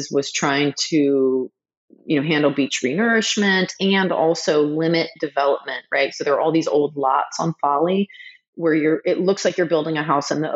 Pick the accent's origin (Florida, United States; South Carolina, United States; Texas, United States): South Carolina, United States; Charleston; I grew up in Charleston